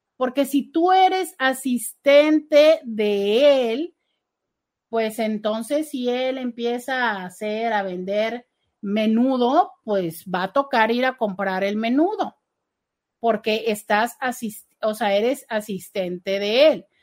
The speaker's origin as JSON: {"language": "Spanish", "country": "Mexico", "said": "como cultura mexicana"}